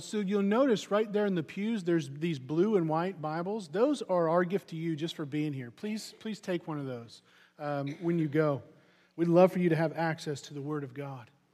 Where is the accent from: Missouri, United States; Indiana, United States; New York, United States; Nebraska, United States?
Missouri, United States; I'm from Missouri, so you, we have a very rich baseball heritage in Missouri